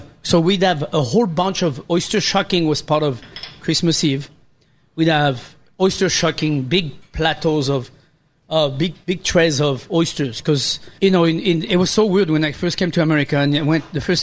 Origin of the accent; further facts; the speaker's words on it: Pays de la Loire, France; moved away; when I grew up in France